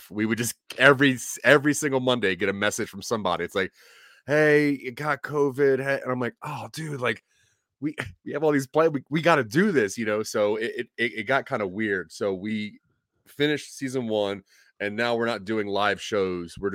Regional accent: Delaware, United States; You know, I'm from Delaware, and in Delaware, th- there's and even in Pennsylvania, there's like a level of pride that comes with like delicatessen delicatessens

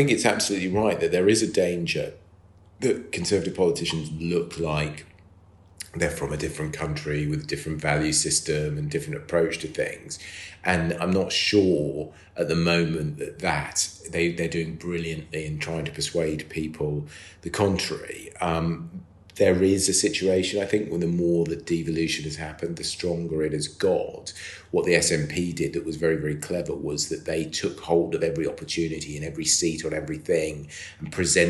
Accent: Scotland, United Kingdom; When I was growing up in Scotland

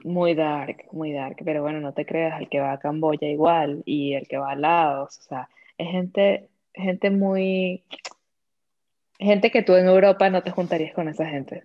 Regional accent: Venezuela; also born or lived in Vietnam / Iceland; now in Madrid, Spain; llegamos hablando como dos buenas venezolanas con nuestro marica en la boca

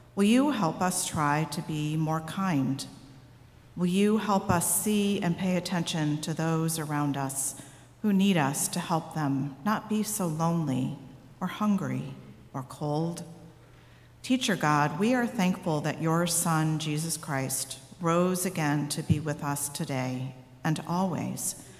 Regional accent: Missouri, United States; I'm from Missouri, and in Missouri, they say seeing is believing

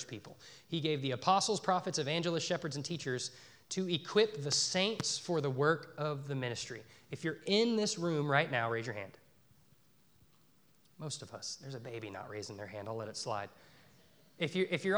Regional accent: Dallas, Texas, United States; moved away as an adult; also born or lived in Northern Colorado; now in Poplar Bluff, United States; I grew up in the Dallas-Fort Worth Metroplex, and then I moved to Northern Colorado to an enormous college town

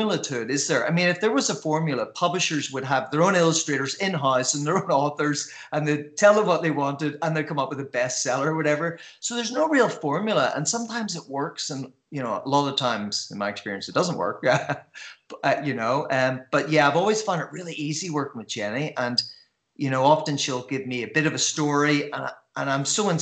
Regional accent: Belfast, Northern Ireland, United Kingdom; I grew up in Belfast

